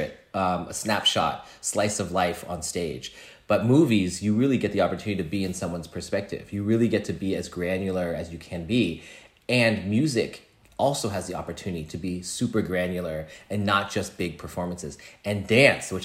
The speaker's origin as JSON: {"language": "English", "area": "the Bay Area", "region": "California", "country": "United States", "tie": "born or raised there", "said": "I grew up in a Chinese restaurant in the Bay Area"}